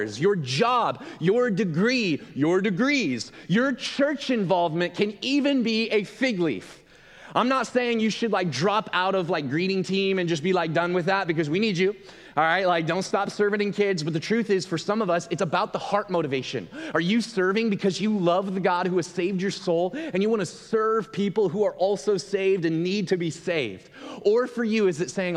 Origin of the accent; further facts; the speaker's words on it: Gresham, Oregon, United States; moved away as an adult; also born or lived in Milwaukee; I grew up in Gresham.